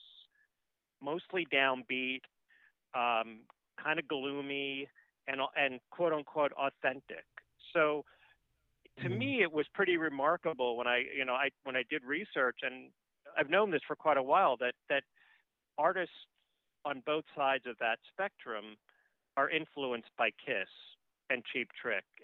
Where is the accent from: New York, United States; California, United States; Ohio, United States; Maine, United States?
New York, United States; New York City; I grew up in New York, in Queens, New York.